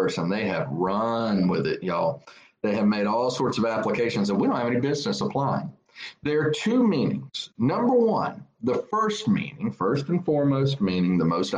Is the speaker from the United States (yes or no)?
yes; United States; I'm an American